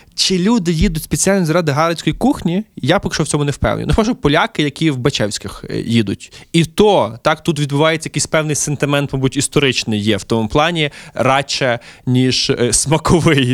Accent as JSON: {"language": "Ukrainian", "town": "Lviv", "region": "Lviv Oblast", "country": "Ukraine", "tie": "born or raised there", "said": "мій рідний Львів"}